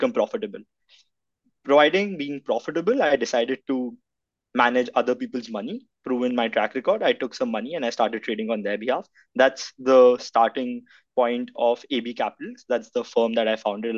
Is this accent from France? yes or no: no; India; now in Toronto, Canada; I'm from India